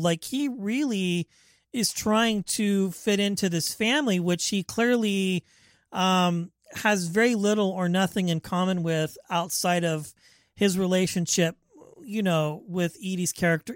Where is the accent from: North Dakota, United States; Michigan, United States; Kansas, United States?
Kansas, United States; Wichita; now in Bay Area, United States; I'm from the Midwest, Wichita, Kansas